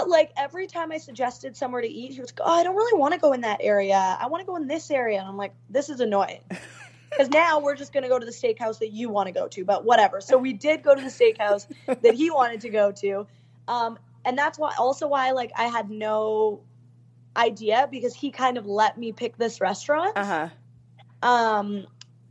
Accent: Canada; I'm from Canada

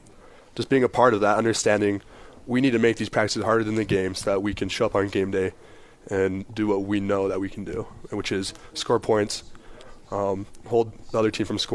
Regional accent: Provo, Utah, United States; also born or lived in Salt Lake City, Utah; I was born up in Salt Lake where my dad was coaching up at Utah at the time. Then moving here to Provo, becoming a true blue BYU Cougar

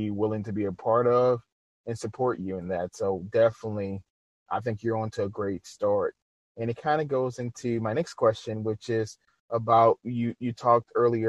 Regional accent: Louisiana, United States; being from Louisiana and just seeing and being African American

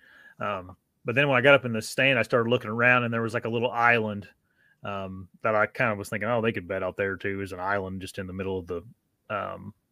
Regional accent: Indiana, United States; my Indiana buck I shot wasn't. I mean, that's my home state

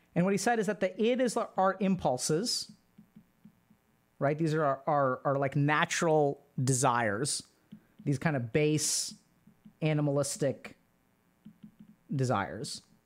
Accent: Texas, United States; I grew up in Texas

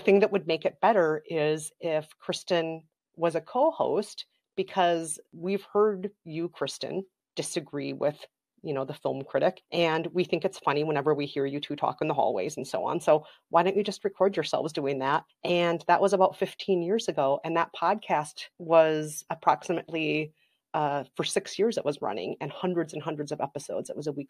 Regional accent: Minnesota, United States; also born or lived in South Korea; I am from Minnesota

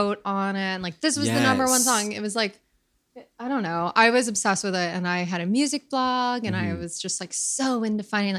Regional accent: Hoboken, New Jersey, United States; moved away as an adult; also born or lived in Los Angeles / New York City; now in New York, United States; I grew up in Hoboken, New Jersey. And I went to high school in the city. So, pseudo city kid. I went to college and I did not want to move to New York City after college. I moved to LA.

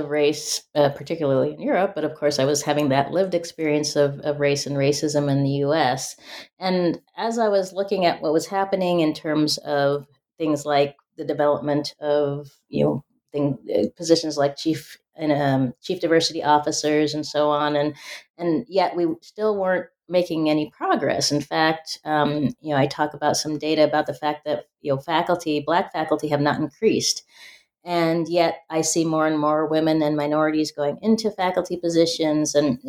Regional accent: Spokane, Washington, United States; growing up in Spokane, Washington, you know, being a first generation college goer

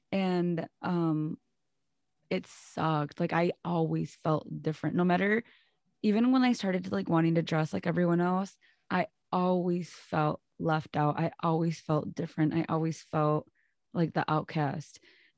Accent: Muskego, Wisconsin, United States; me growing up in Muskego. And if like you're not from Wisconsin or from Milwaukee, it's a little suburb out like on the outskirts of Milwaukee.

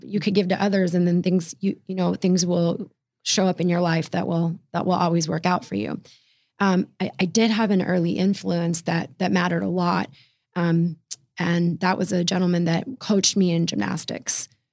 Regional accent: Fairfax, Virginia, United States; right about twelve miles from downtown D C proper is Fairfax, Virginia, and that's where I was raised

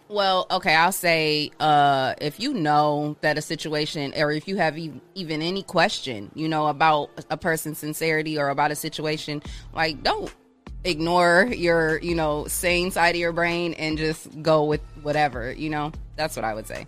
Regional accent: Ohio, United States; also born or lived in Michigan; I grew up in Ohio. I'm originally from Michigan, but I grew up in Ohio

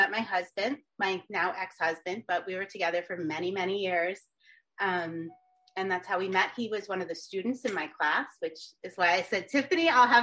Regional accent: Moscow, Pennsylvania, United States; also born or lived in Scranton, Pennsylvania; I grew up in the country, Moscow, Pennsylvania

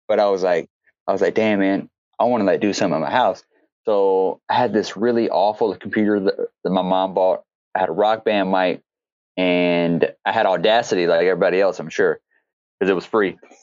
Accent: Louisiana, United States; moved away; I'm from Louisiana

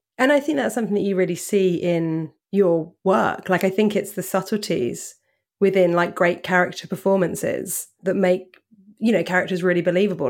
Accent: Portsmouth, South East England, United Kingdom; moved away as an adult; now in London, United Kingdom; I'm British. I'm from, um, a place called Portsmouth

